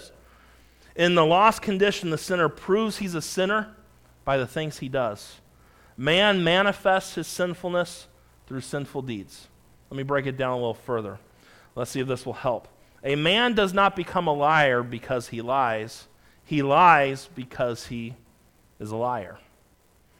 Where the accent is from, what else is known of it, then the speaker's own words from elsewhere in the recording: California, United States; also born or lived in Montana; I remember growing up in California